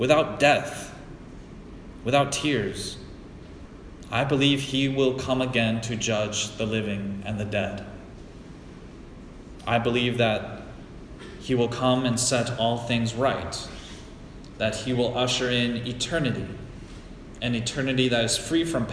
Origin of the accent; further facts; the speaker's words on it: United States; As an American